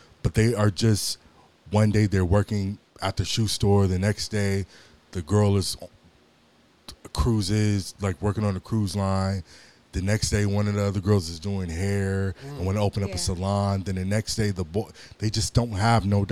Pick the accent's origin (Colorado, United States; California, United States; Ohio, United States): California, United States; Los Angeles; born and raised in Los Angeles